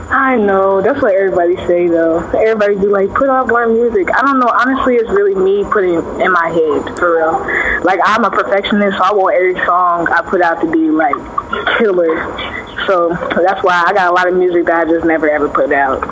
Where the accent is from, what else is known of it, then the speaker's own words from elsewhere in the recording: Cincinnati, Ohio, United States; I'm from Cincinnati. Uh, I've been in Cincinnati